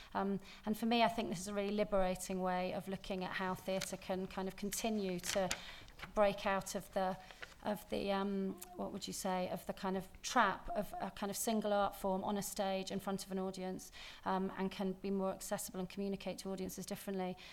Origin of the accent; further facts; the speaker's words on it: England, United Kingdom; moved away as an adult; now in Scotland; being English